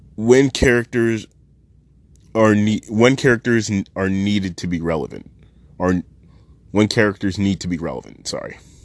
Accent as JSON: {"language": "English", "country": "Canada", "said": "I am Canadian, and I am not the best with Japanese pronunciation"}